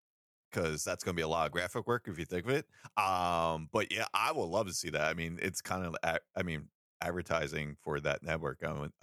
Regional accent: New York, United States; I'm from New York. We both have different networks, so yeah, I don't know what they are.

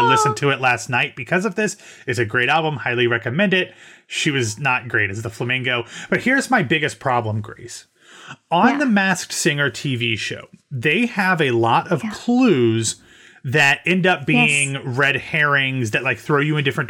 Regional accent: Ohio, United States; I am from Ohio.

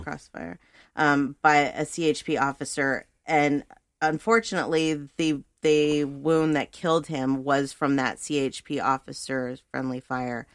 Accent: Thousand Oaks, California, United States; I was born and raised in Thousand Oaks, California

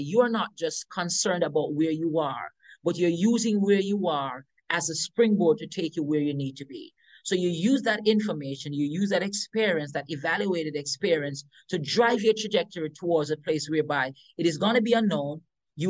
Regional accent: Western St. Mary, Saint Mary, Jamaica; I remember growing up in Jamaica, in the countryside

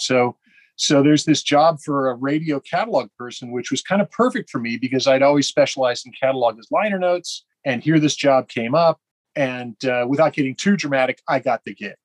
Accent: Berkeley, California, United States; I'm from Berkeley, California, so Northern California, the San Francisco Bay Area scene uh, was very much my upbringing

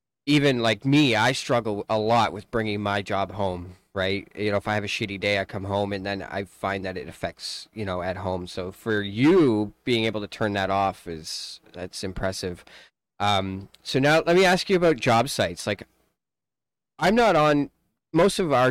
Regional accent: Canada; us Canadians

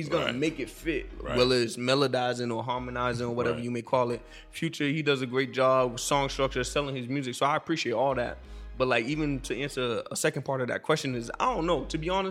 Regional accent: Haiti; accent: Haitian; I just thought it was a combination of my Haitian accent and me just being like speaking hood jargon and shit.

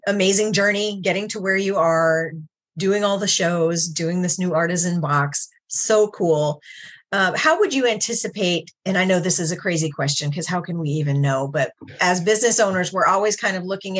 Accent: New York, United States; now in Guam; I grew up in New York

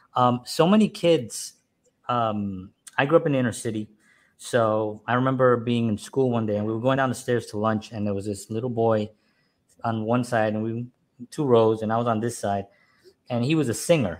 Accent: New York City, New York, United States; I grew up in a Spanish family. I'm from New York. I'm from the Bronx

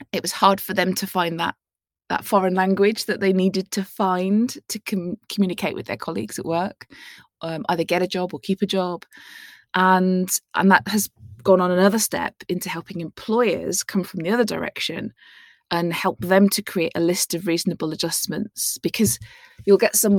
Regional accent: Plymouth, South West England, United Kingdom; I was born in 1973 in Plymouth.

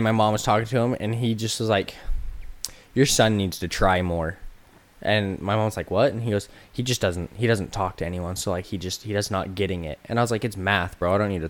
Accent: St. George, Utah, United States; also born or lived in Hurricane, Utah; So I moved to St. George when I was 6.

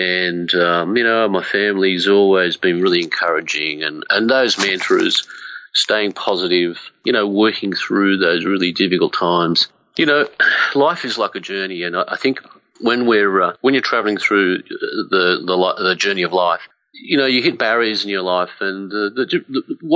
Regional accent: Blue Mountains, west of Sydney, New South Wales, Australia; I grew up in the Blue Mountains west of Sydney

